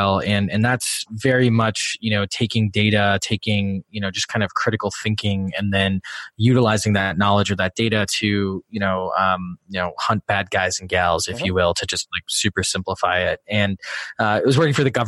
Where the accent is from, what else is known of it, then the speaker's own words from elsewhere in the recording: Wisconsin, United States; moved away as an adult; also born or lived in Illinois / Washington, D.C.; I grew up in Wisconsin